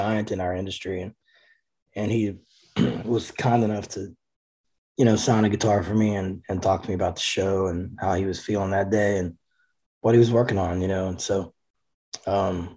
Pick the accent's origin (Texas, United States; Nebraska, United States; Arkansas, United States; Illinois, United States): Texas, United States; Cleveland; at the local music shop in my hometown of Cleveland, oh, wow, Texas.